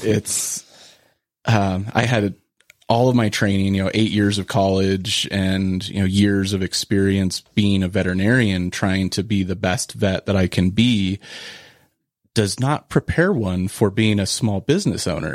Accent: Cañon City, Colorado, United States; I started volunteering, um, I think at eleven at a mixed animal practice in Colorado where I was, where I grew up in Canyon City

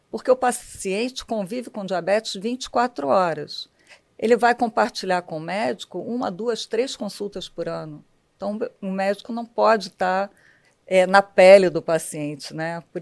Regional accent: Rio de Janeiro, Brazil; eu nasci na Tijuca, sou tijucana.

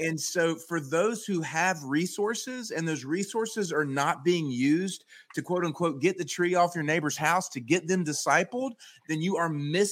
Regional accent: the South, United States; Down here growing up in the South

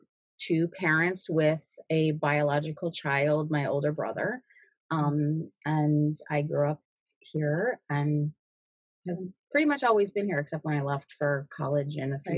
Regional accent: Cleveland, Ohio, United States; born there; So I was born in Cleveland. I was born, and placed for adoption immediately.

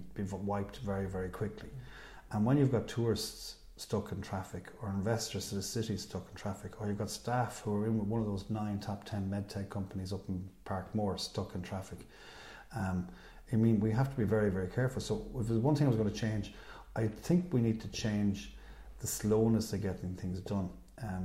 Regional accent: Dublin, Leinster, Ireland; now in Galway, Ireland; As a Dub

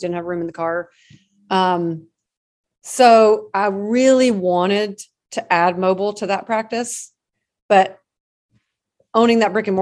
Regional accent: Alabama, United States; moved away as an adult; now in Houston, United States; I am originally from Alabama, but I now live in Texas.

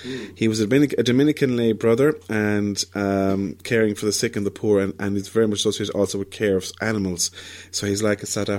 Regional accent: Ireland; But the Irish, being the Irish, being particularly, fun-loving, mm-hmm. we went and asked, I think it was Pope Benedict the 15th, for a particular saint, a feast day dedicated to all the saints of Ireland

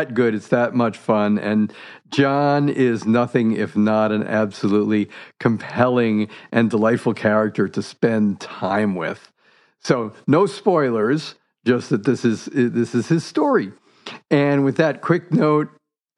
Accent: New Jersey, United States; I grew up in New Jersey

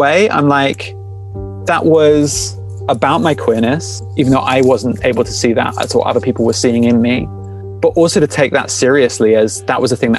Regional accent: Falmouth, South West England, United Kingdom; now in Shoreham-by-Sea, United Kingdom; And I guess I identify as Cornish. I'd admit that I wasn't born in Cornwall. I grew up in Cornwall from the age of 3. So I feel like I've got quite a strong claim to be from Cornwall.

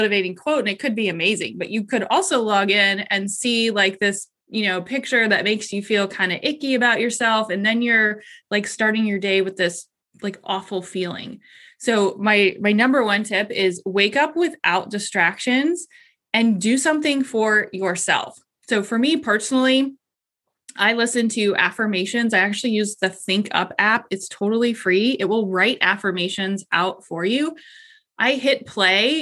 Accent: Columbus, Ohio, United States; I am from Columbus, Ohio.

